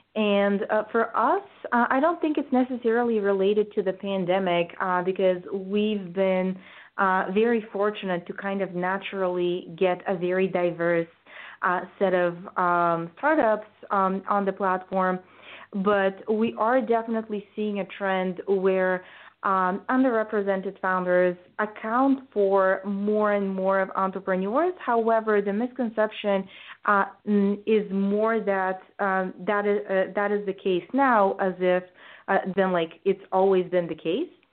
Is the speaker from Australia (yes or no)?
no; Bulgaria; moved away as an adult; now in United States; I grew up in Bulgaria, which is a post communist country